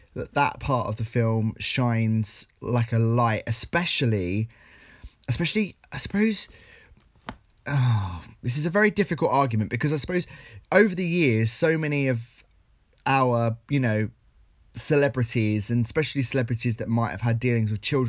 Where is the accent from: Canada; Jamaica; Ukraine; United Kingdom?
United Kingdom; Essex, East of England; I'm a guy from Essex